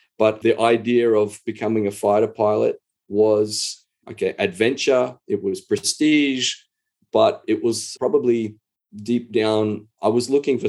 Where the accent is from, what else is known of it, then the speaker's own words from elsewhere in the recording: Hervey Bay, Queensland, Australia; Well, it was a sleepy little Queensland town. I remember we would always look at going to Maryborough as going to the big smoke, if you can imagine that.